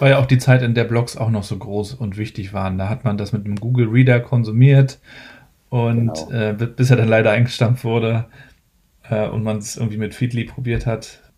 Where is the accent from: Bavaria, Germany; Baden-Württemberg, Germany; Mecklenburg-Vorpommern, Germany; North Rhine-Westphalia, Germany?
Mecklenburg-Vorpommern, Germany; meiner Heimat Mecklenburg-Vorpommern